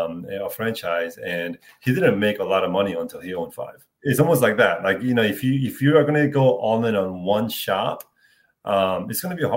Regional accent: Philadelphia, Pennsylvania, United States; moved away; I grew up in Philadelphia

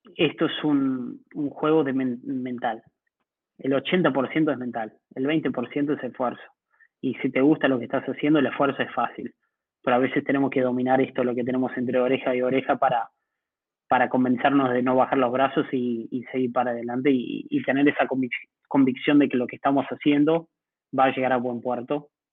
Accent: Uruguay; moved away as an adult; now in Mexico City, Mexico; como uruguayo

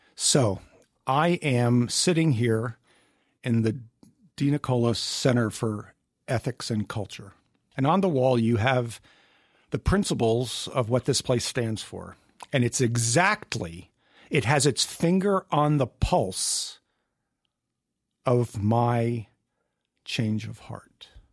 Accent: Mahwah, New Jersey, United States; moved away as an adult; also born or lived in Mobile, Alabama / Norfolk, Virginia; I grew up in northern New Jersey, Mawa, Bergen County.

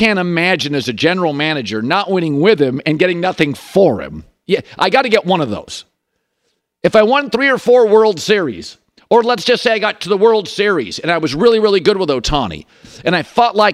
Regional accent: 2 hours from Seattle, Washington, United States; born or raised there

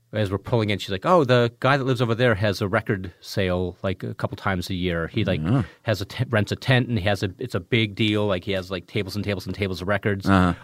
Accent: Richland Center, Wisconsin, United States; also born or lived in Chicago; When I was growing up, I was born in Chicago, mm-hmm. and we moved when I was 3 years old. We moved from Chicago to a small town in southwest Wisconsin called Richland Center.

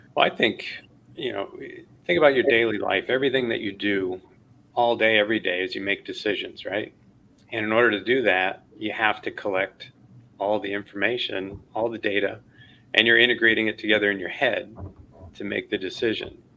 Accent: Chicago, Illinois, United States; I grew up in Chicago, watching that all the time on WGN.

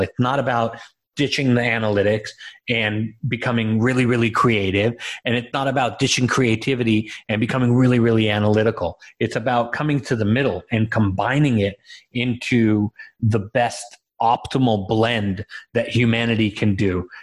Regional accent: Los Angeles, California, United States; also born or lived in Israel; I was born in Israel um, and raised in Los Angeles

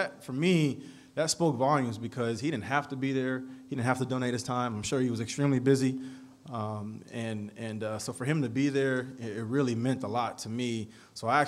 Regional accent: San Diego, California, United States; I grew up in San Diego, and born and raised

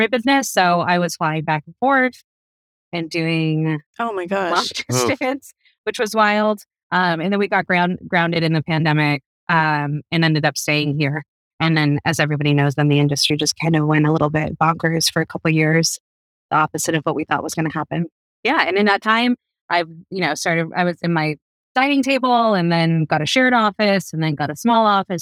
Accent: East Coast, United States; moved away as an adult; now in West Coast, United States; I'm from the East Coast. I moved out to the West Coast maybe 12 years ago

